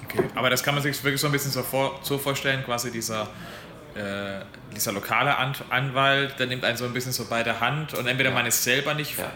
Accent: Germany; ich als Deutscher

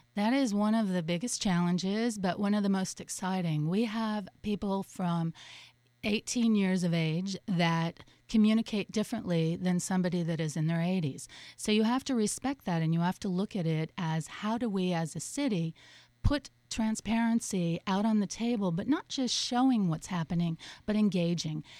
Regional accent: Colorado, United States; also born or lived in Boulder, Colorado / San Francisco, California / Los Angeles, California / Portland, Oregon; now in Miami, United States; I grew up in Colorado, went to uh, Boulder for a while

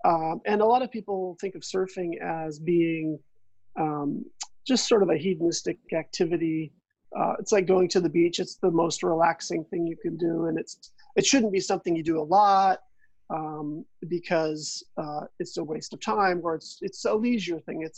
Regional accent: California, United States; now in Victoria, California, United States; Mm-hmm. Well, yeah, I mean, like most surfers, I guess you could say, the ocean becomes a big part of your life

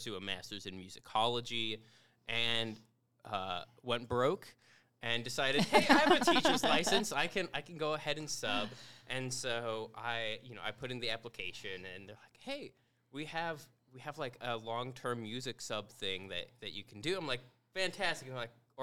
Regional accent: Portage, Indiana, United States; also born or lived in Bloomington, Indiana; I grew up in Portage, Indiana

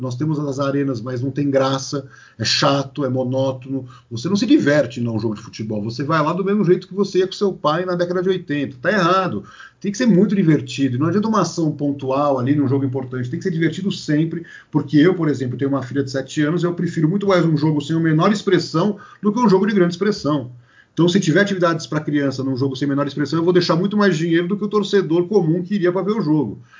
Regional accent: São Paulo, Brazil; olha meu sotaque, eu sou de São Paulo

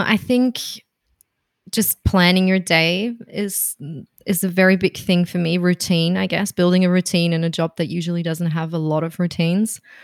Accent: Berlin, Germany; moved away as an adult; now in Melbourne, Australia; I'm from Berlin originally

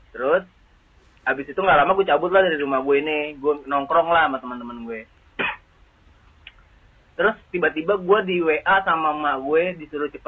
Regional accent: Jakarta, Indonesia; kalau gua gua kecil emang gua lahirnya di daerah Matraman sini juga.

